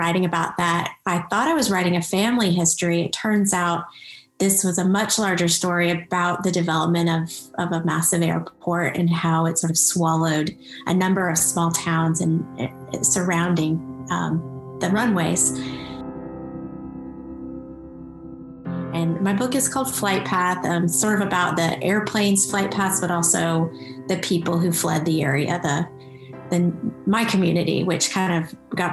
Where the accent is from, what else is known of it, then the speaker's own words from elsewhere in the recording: Clayton County, Georgia, United States; I grew up in Clayton County, Georgia, not far from the world's busiest airport